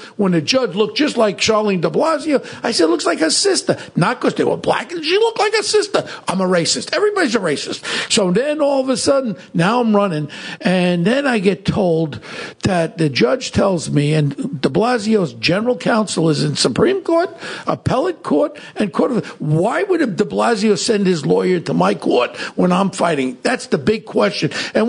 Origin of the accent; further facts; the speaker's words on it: New York City, New York, United States; also born or lived in Manhattan; No, I was born in Manhattan. We migrated when I was 6 months old to Richmond Hill Ozone Park.